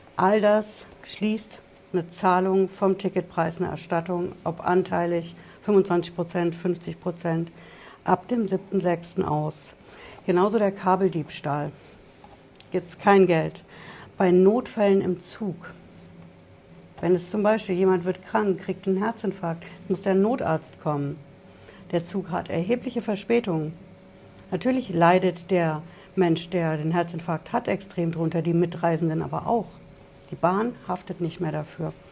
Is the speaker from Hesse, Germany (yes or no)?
yes; Frankfurt, Hesse, Germany; bei uns in Frankfurt